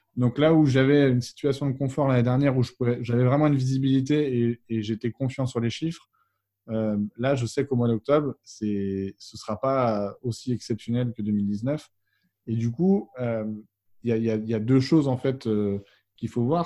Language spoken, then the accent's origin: French; Vannes, Brittany, France; je suis originaire de la ville de Vannes en Bretagne